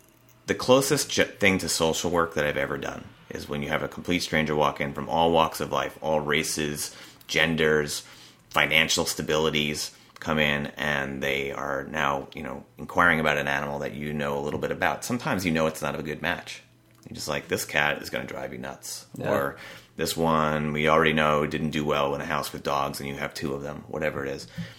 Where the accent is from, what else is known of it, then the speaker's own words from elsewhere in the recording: New Milford, New Jersey, United States; moved away as an adult; now in California, United States; New Milford, New Jersey. Okay, that's right. Yeah. So I lived there all those 25 years. Had never lived in California before.